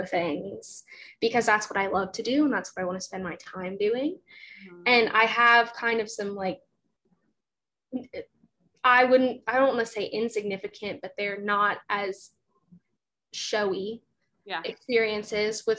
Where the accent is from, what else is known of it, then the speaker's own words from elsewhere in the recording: Gainesville, Florida, United States; I'm from Gainesville